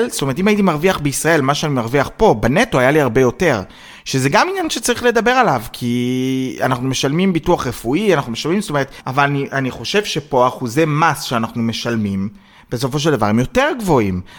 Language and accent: Hebrew; Israel; במיוחד בתור ישראלי יהודי, זאת אומרת שאני ורובן עכשיו חיפשנו אה, אה, דירה